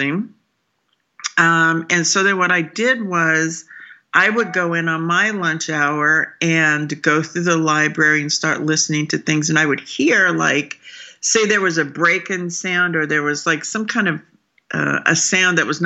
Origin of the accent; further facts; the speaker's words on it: Southwest, United States; I just grew up in the Southwest